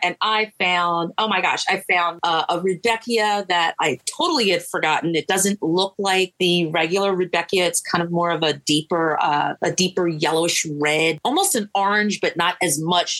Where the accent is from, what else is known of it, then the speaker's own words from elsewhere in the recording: New Jersey, United States; I'm from Jersey.